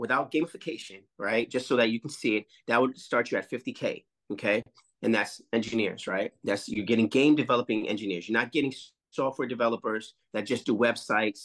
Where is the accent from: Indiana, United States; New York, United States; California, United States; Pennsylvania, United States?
New York, United States; New York City; also born or lived in North Carolina / Los Angeles / India; I'm from Harlem